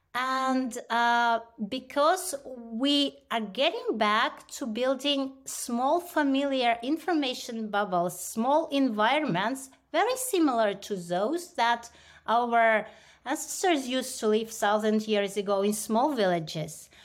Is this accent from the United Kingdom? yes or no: no; India; moved away; growing up in India